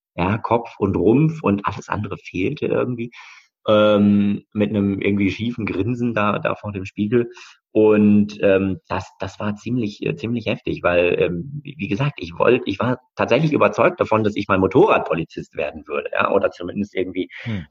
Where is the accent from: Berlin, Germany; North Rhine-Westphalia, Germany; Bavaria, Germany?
North Rhine-Westphalia, Germany; Bochum; also born or lived in Hamburg; bin also dann bei meinen Bochumer Eltern im Ruhrport aufgewachsen